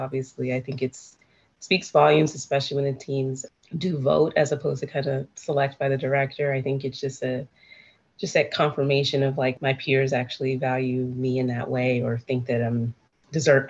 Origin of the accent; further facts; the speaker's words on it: Seattle, Washington, United States; I'm from Seattle